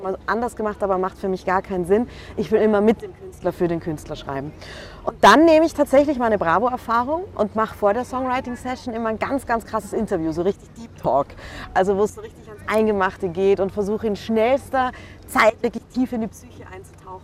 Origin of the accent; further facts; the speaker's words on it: Vienna, Austria; now in Munich, Germany; ich bin eigentlich Wienerin.